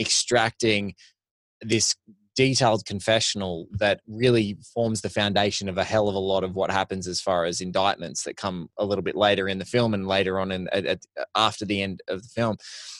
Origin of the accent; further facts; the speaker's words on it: Australia; I was walking through as an Australian, like in Singapore airport, waiting to get my connecting flight to come back home.